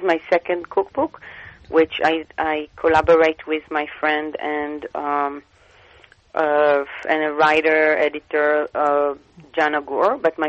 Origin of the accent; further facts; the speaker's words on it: Bnei Brak, Tel Aviv District, Israel; English is a second language; I born and raised in Israel in a small town called Bnei Brak. And my mom was, she is Iranian, but growing up in some Iraqi home, and my dad born in Israel, but his family is from Yemen.